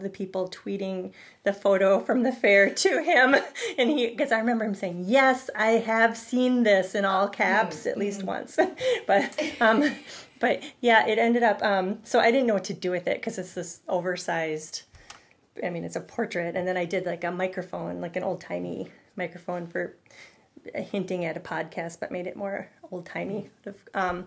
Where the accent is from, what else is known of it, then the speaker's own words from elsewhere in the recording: St. Paul, Minnesota, United States; I grew up in St. Paul, so I've been going to the Minnesota State Fair basically my whole life